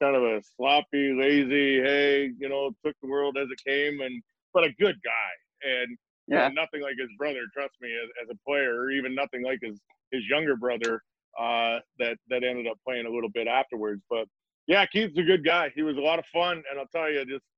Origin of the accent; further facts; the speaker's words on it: Canada; also born or lived in Kingston, Ontario; I played till I was 14 in my hometown, and my town was a small town, 1,200 people